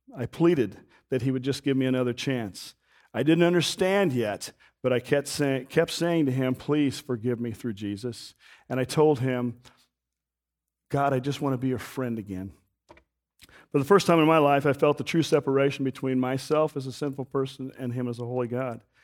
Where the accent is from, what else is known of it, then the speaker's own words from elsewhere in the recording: Wichita, Kansas, United States; I grew up in Wichita, Kansas, on the edge of the city